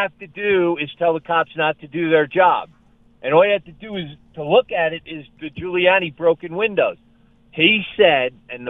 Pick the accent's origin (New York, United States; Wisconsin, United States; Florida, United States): New York, United States; New York City; now in Cheyenne, United States; Growing up in New York City